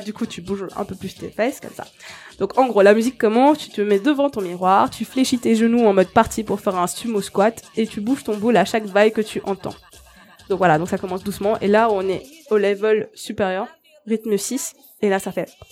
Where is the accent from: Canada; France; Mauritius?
Mauritius; Je viens de l'île Maurice